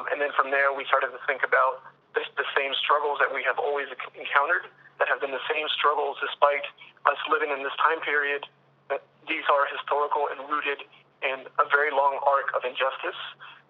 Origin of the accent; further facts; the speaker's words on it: Los Angeles, California, United States; I'm a 1L from Los Angeles, California